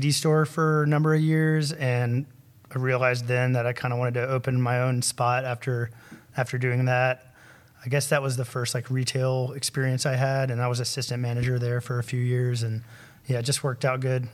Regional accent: Huntsville, Alabama, United States; I was born here in Huntsville

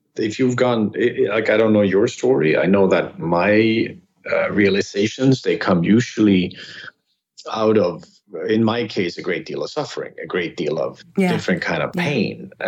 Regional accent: Sweden; moved away as an adult; also born or lived in California; now in Los Angeles, United States; I grew up in Sweden

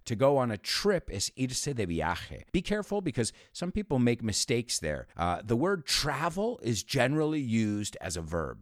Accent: United States; I was born and raised, born and raised, we say, or you could say born and bred in the United States

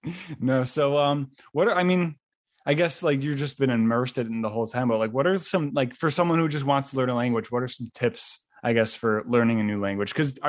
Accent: Buffalo, New York, United States; also born or lived in Niagara Falls, New York; now in Miami, United States; I also grew up like in Buffalo and Niagara Falls, New York. So there wasn't really a heavy Italian population. So not a ton of people even spoke Italian. So unfortunately, I'm learning now

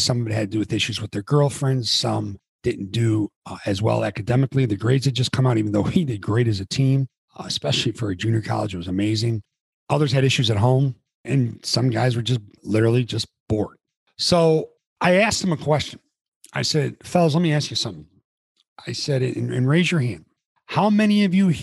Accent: near Palatine, Illinois, United States; Harper College, junior college right around my hometown. It was in Palatine, Illinois.

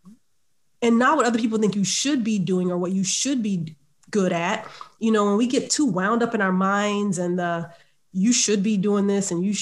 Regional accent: Savannah, Georgia, United States; I grew up in Savannah, Georgia

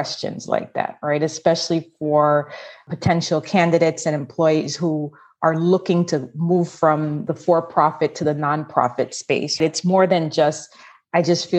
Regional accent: Jamaica; I grew up in Jamaica.

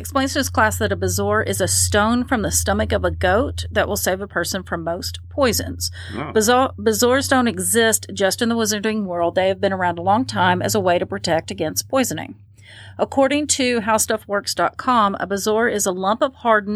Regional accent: Appalachia, United States; I'm from the Appalachian area

